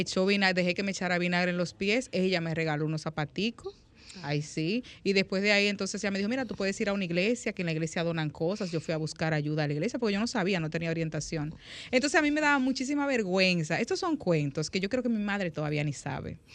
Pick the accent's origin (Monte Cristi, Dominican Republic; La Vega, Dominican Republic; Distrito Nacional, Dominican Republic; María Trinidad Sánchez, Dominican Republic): La Vega, Dominican Republic; moved away as an adult; yo nací aquí, pero me crié en La Vega.